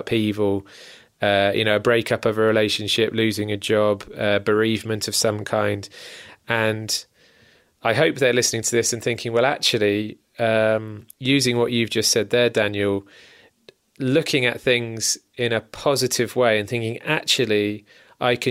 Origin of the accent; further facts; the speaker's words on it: Northern Ireland, United Kingdom; I was born in Northern Ireland, and my mum's family were all from the Republic of Ireland